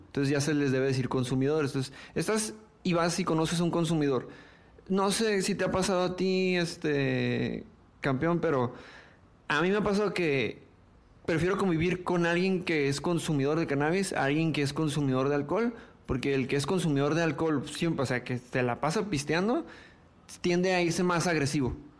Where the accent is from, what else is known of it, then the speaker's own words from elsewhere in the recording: Tijuana, Baja California, Mexico; la gente de Tijuana, nací en Tijuana